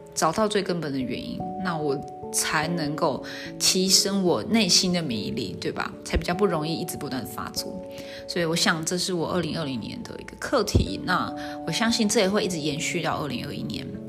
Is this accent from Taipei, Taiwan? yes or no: no; Zhongli, Taoyuan, Taiwan; now in Tainan, Taiwan; 我打算会到北部，会我老家会，他院，中立那边